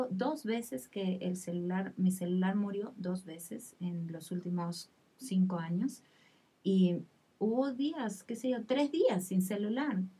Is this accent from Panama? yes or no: no; Peru; yo digo, bueno, soy peruana y por ahí eh, puedo decir las cosas